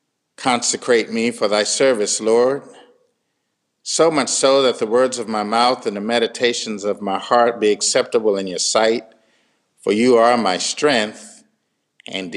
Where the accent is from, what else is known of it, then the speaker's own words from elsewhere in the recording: Washington, District of Columbia, United States; I grew up in Ebenezer United Methodist Church, not very far from Foundry on Capitol Hill.